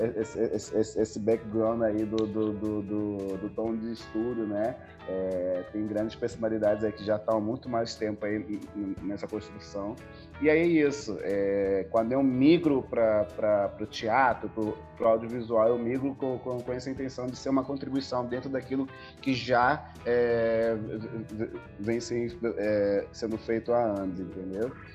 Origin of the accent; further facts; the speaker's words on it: Angola; moved away as an adult; also born or lived in South Africa / Portugal; now in Brazil; eu venho de Angola, eu morei um tempo na África do Sul, eu morei um tempo em Portugal, eu cresci com, com, com uma efervescência cultural muito forte, é, principalmente audiovisual, entendeu? Em Angola